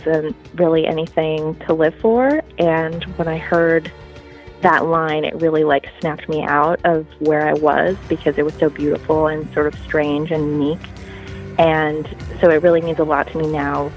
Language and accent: English; New York, United States; I'm from New York, New York